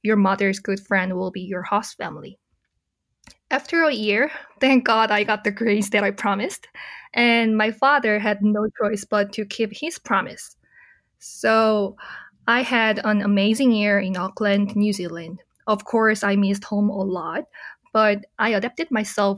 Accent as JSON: {"language": "English", "region": "Seoul", "country": "South Korea", "tie": "born or raised there", "said": "I was born in Seoul, Korea, and ever since I was little, I wanted to become a Korean diplomat"}